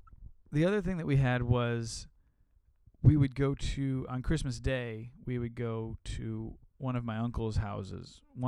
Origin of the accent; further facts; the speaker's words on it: Illinois, United States; I grew up in Illinois in the Midwest.